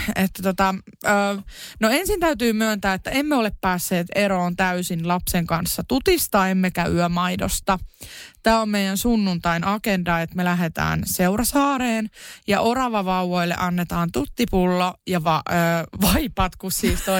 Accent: Kerava, Uusimaa, Finland; mä oon Keravalta kotosi

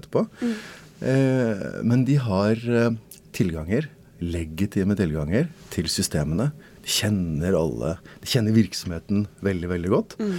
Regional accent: Norway; I Norge så liker vi å stole på folk.

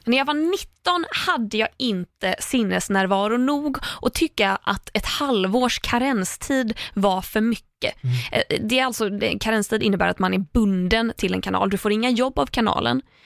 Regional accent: Sweden; som svensk

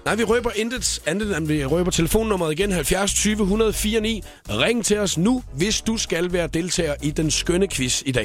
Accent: Funen, Southern Denmark, Denmark; jeg kommer fra Fyn

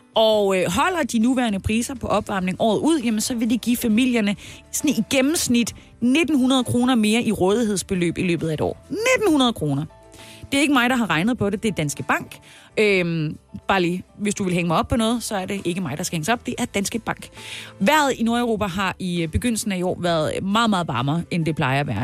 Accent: Haderslev, Southern Denmark, Denmark; skal vi hjem til min hjemby, Hasle. Haderslev

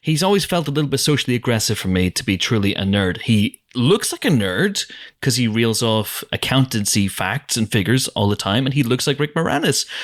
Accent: Northern Ireland, United Kingdom; accent: Northern Irish; We're from the north

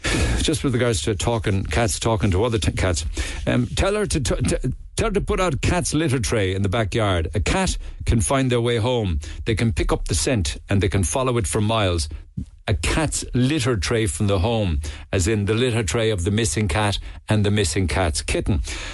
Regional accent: Northern Ireland, United Kingdom; About the poppy, I grew up in Northern Ireland. I used to wear a poppy to honour the men and women who died in the First and Second World Wars.

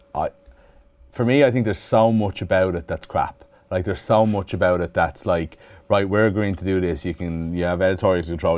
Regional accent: Dublin, Leinster, Ireland; also born or lived in Clare; where I grew up in Dublin

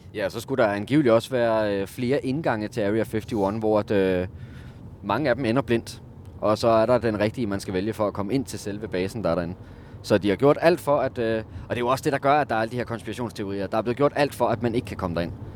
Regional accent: Denmark; jeg er fra Jylland

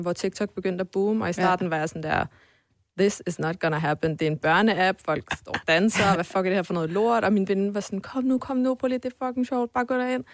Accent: Sønderborg, Southern Denmark, Denmark; also born or lived in Poland; now in Copenhagen, Denmark; jeg voksede op i, i Sønderborg, i Sønderjylland

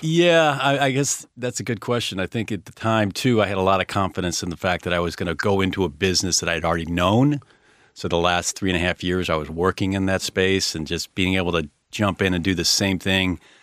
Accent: Chicago, Illinois, United States; I grew up in Chicago, uh, real estate family

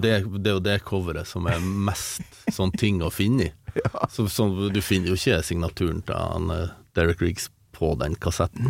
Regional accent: Målselv, Troms, Norway; accent: samnordnorsk; also born or lived in Harstad; jeg ble født i Harstad, men så flytta jeg til Målselv når jeg var en måned

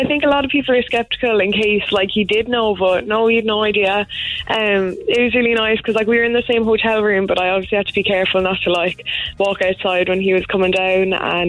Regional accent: Ballincollig, Munster, Ireland; I'm from Ballincollig.

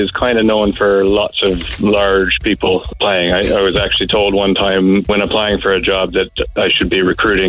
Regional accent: New Brunswick, Canada; moved away as an adult; now in Cork, Ireland; From sort of the rural east coast in New Brunswick, a really small town.

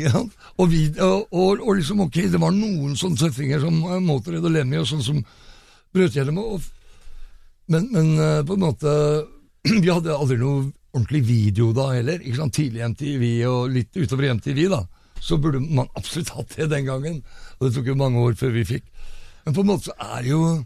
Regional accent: Fredrikstad, Østfold, Norway; jeg er fra Fredrikstad

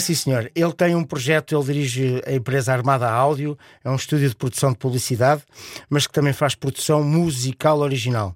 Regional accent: Portugal; como sou um Tuga fervoroso, como eu costumo dizer, sou Tuga abelhão pato

